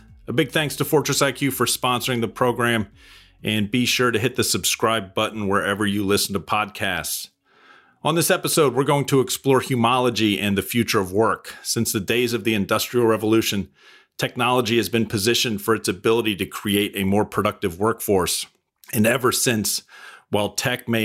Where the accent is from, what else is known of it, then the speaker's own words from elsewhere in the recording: New England, United States; I grew up in New England on the coast